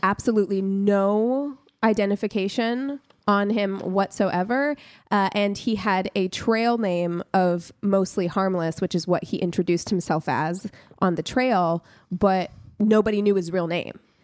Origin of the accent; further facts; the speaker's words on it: Las Vegas, Nevada, United States; I grew up in Las Vegas